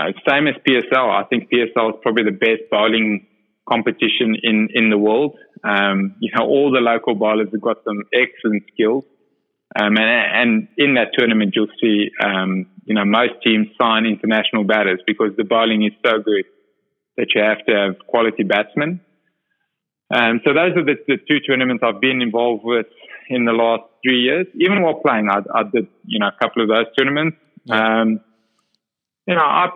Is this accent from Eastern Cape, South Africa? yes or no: yes; Port Elizabeth, Eastern Cape, South Africa; I'm from Port Elizabeth, and that's sort of the Ironman capital of, you know, Africa